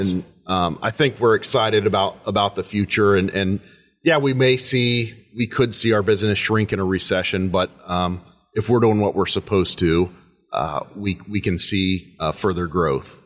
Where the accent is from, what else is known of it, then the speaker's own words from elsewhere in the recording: Western Indiana, United States; moved away as an adult; now in Paulding County, Ohio, United States; I grew up in Western Indiana, a small, small community, much like Paulding County.